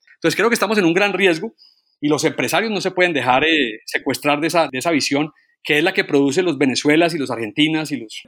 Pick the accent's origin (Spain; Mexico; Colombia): Colombia; yo como colombiano